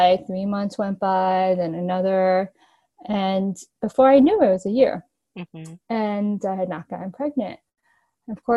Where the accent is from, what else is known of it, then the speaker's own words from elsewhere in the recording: New York, United States; I grew up in New York and I live in New York City currently.